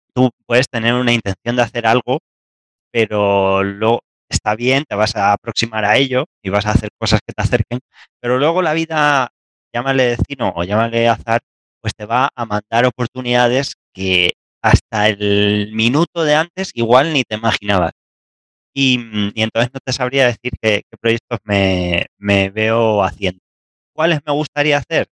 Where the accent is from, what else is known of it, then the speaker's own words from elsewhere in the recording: Castilla-La Mancha, Spain; moved away as an adult; also born or lived in northern Spain / Granada, Andalusia; hasta los 18 años vivía a una hora de Madrid. No, soy, de Madrid, soy de Castilla-La Mancha.